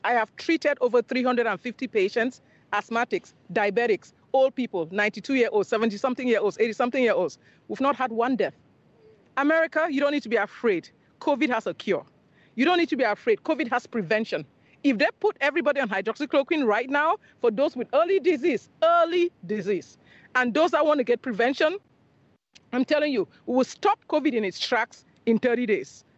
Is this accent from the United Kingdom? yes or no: no; Cameroon; also born or lived in Nigeria; now in Houston, United States; I'm from Cameroon originally, and I went to medical school in Nigeria